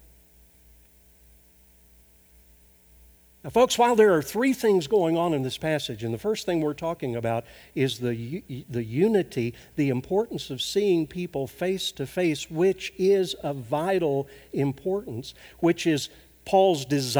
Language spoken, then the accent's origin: English; Arkansas, United States; moved away; my home state of Arkansas